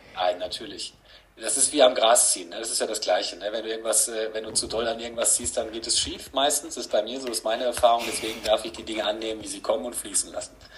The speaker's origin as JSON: {"language": "German", "town": "Gütersloh", "region": "North Rhine-Westphalia", "country": "Germany", "moved": "yes", "lives_now": "Paderborn, Germany", "said": "ich wohne jetzt seit 20 Jahren hier, man könnte sagen, ich, ich, ich komme eigentlich aus Gütersloh"}